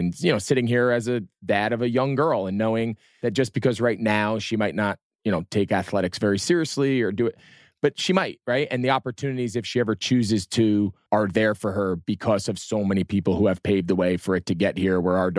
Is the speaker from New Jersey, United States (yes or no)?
yes; New Jersey, United States; I'm from New Jersey.